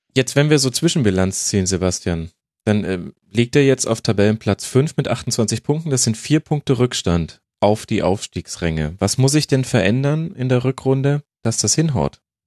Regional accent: Würzburg, Bavaria, Germany; moved away; Es ist meine alte Heimat im weitesten Sinne

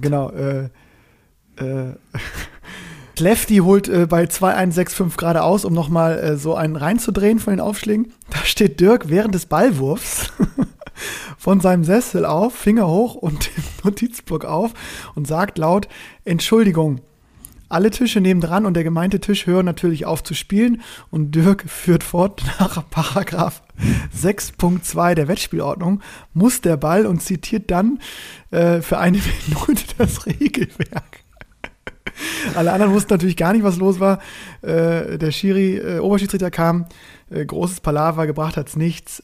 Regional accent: Northern Germany, Germany; now in Cologne, Germany; als ich als Norddeutscher

